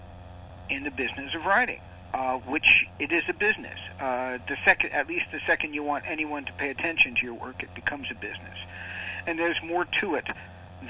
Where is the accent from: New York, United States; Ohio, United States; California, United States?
New York, United States; I'm from New York